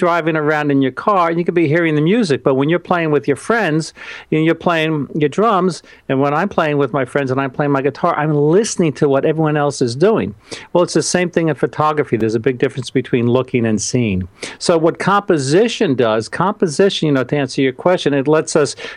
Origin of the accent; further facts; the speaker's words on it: New York, United States; I'm from New York